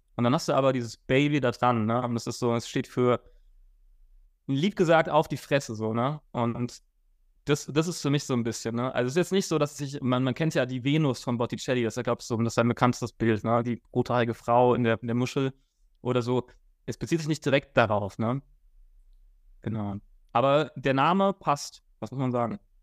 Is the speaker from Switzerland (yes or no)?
no; Frankfurt, Hesse, Germany; ich komme ja aus Frankfurt, ich wohne auch in Frankfurt